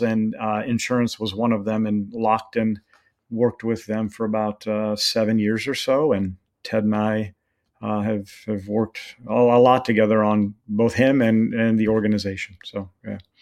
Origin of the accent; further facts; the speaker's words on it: Redding, California, United States; I was born and raised there